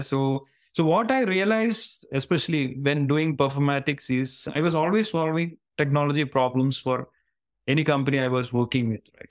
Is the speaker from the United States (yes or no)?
no; Kerala, India; moved away as an adult; now in Singapore; I'm hailing from Kerala, southern part of India, and where I've spent most of my um, life